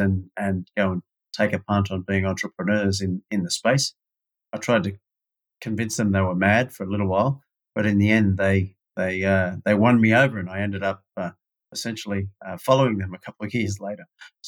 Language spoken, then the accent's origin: English; Sydney, New South Wales, Australia; But like a lot of other people that grow up in Australia